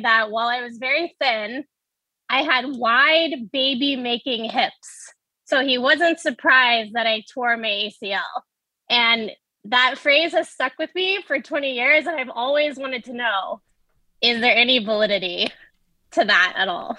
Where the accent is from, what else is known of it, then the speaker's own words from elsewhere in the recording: Texas, United States; I grew up in Texas.